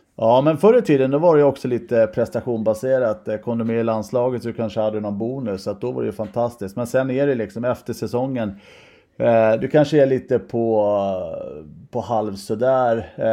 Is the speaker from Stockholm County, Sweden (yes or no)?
yes; Stockholm, Stockholm County, Sweden; also born or lived in Huddinge; Jag är ju från Sätra så jag är ju Mälarhöjden Breding bo från början